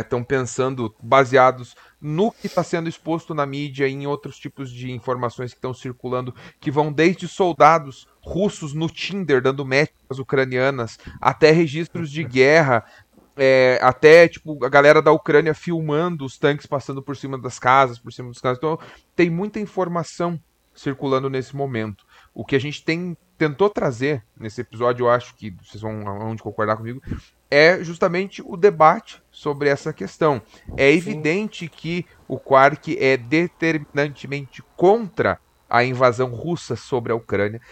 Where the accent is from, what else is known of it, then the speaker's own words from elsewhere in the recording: Brazil; a gente é latino, a gente é brasileiro